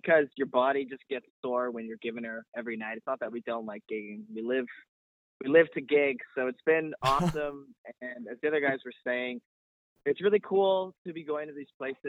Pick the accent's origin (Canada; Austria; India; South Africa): Canada; They're not cheap to tour as a Canadian band